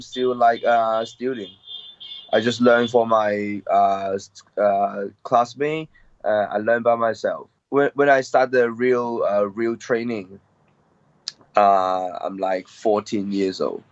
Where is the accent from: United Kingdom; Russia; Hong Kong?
Hong Kong; I grew up in Hong Kong, and I uh, born in Hong Kong